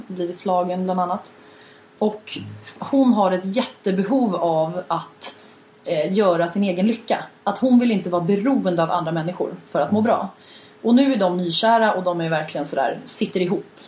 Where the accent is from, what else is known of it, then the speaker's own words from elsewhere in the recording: Sweden; som svensk